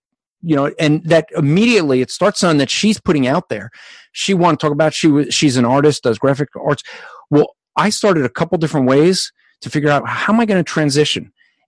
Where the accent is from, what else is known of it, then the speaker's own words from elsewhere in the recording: New Jersey, United States; I already said I was from Jersey.